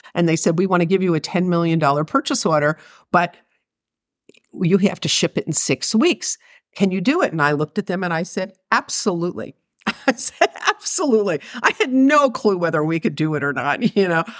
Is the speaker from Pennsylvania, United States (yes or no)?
yes; Philadelphia, Pennsylvania, United States; I grew up in Philadelphia